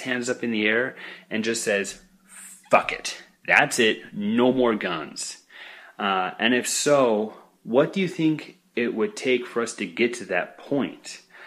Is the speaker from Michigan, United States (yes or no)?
no; Boise, Idaho, United States; now in Tempe, United States; originally I came from Boise, Idaho.